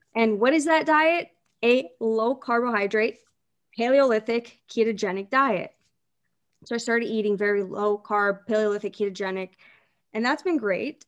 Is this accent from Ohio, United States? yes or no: yes; Canton, Ohio, United States; from Canton, Ohio